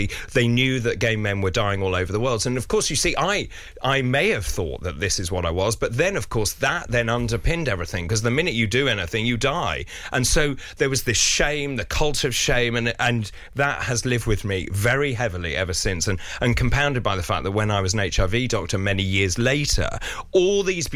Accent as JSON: {"language": "English", "region": "London", "country": "United Kingdom", "tie": "born or raised there", "said": "when I was growing up in London"}